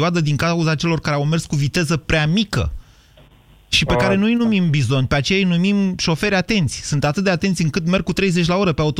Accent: Bistrița, Bistrița-Năsăud, Romania; accent: Transylvanian; Da, sunt din Bistrița.

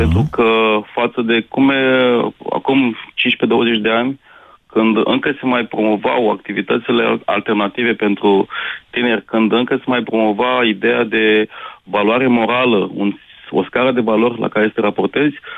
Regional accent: Brăila, Brăila County, Romania; Vin din Brăila

